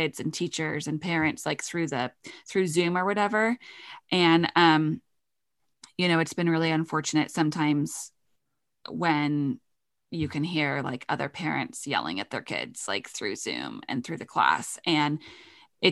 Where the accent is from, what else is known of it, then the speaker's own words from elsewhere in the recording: United Kingdom; I'm British.